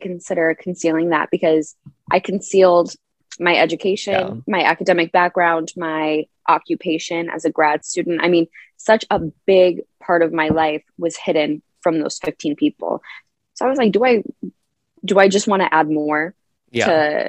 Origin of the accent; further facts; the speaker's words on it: Naperville, Illinois, United States; my hometown of Naperville, and we were at my childhood dance studio